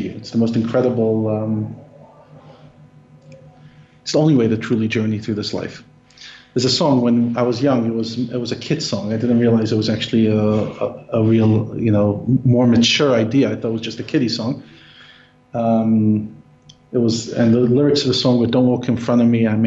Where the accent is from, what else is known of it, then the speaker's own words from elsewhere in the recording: New York City, New York, United States; I grew up in Brooklyn, literally a 5-minute walk from where the Rebbe's shul was, 5 minutes from his home